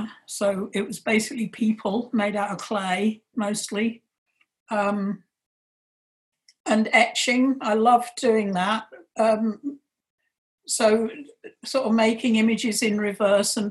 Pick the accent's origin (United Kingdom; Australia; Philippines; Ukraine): United Kingdom; London; moved away as an adult; also born or lived in West Yorkshire; now in Scotland, United Kingdom; I grew up in London and left when I was 19.